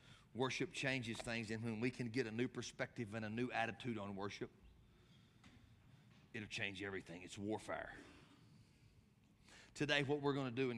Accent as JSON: {"language": "English", "region": "West Texas", "country": "United States", "said": "we're from West Texas and we're taught courtesy"}